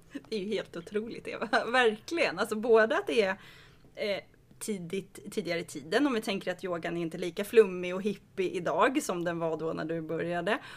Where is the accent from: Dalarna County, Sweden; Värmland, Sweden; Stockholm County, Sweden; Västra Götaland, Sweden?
Stockholm County, Sweden; Rimbo; moved away; jag är från Rimbo